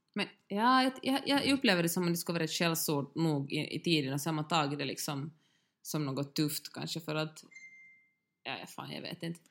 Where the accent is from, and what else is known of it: Finland